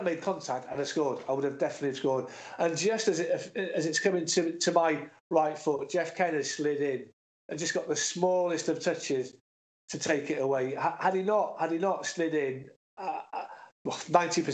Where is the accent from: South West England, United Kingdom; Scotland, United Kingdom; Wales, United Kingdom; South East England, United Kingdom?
Wales, United Kingdom; North; moved away; I'm not from Cardiff. I'm from North Wales, but we're a small country